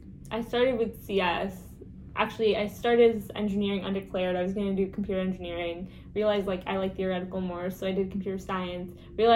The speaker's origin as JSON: {"language": "English", "region": "Washington", "country": "United States", "tie": "born or raised there", "also_born_or_lived": "Colorado / California", "said": "I was born in Colorado, but we moved to California for 2 years and then we moved to Washington, but I like came to Washington when I was in first grade."}